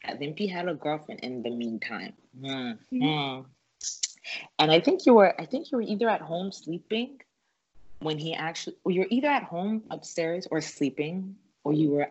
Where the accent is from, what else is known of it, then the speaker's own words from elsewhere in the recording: Canada; I'm Canadian